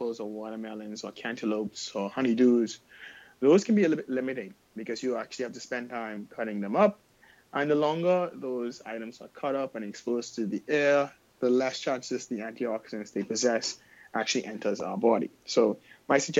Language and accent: English; Bahamas; my hometown, the Bahamas